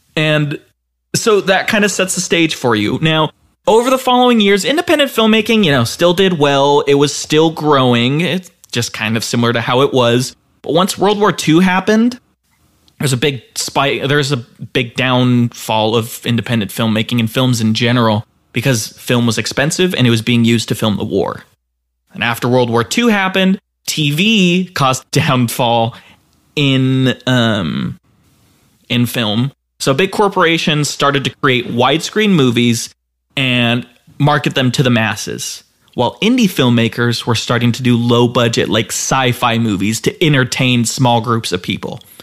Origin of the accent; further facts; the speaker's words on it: Utah, United States; I'm from Utah